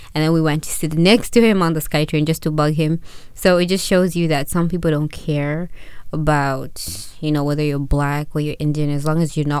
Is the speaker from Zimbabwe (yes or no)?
yes; Zimbabwe; now in Canada; When I was growing up in Zimbabwe